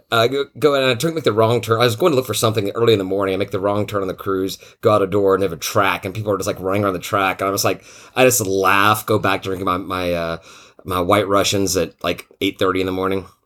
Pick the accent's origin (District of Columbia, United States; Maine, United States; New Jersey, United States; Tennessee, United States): Tennessee, United States; moved away; I'm from Tennessee